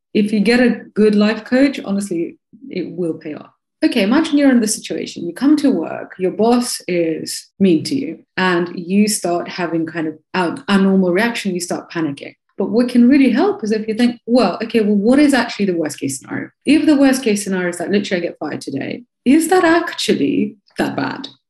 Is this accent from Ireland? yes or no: no; Moscow, Russia; moved away; also born or lived in Bristol, United Kingdom / Chicago, United States; I'm from Moscow.